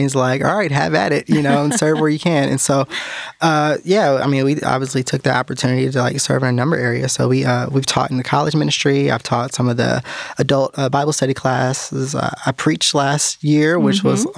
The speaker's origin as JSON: {"language": "English", "region": "California", "country": "United States", "tie": "born or raised there", "moved": "as an adult", "lives_now": "North Carolina, United States", "said": "I was born and raised in California, and I didn't even get out here until about 5 years ago to North Carolina"}